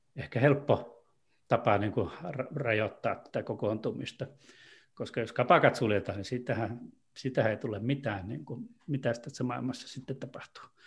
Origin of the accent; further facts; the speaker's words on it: Torne Valley, Lapland, Finland; Tornionjokilaaksosta, eli sieltä, mistä mä oon kotoisin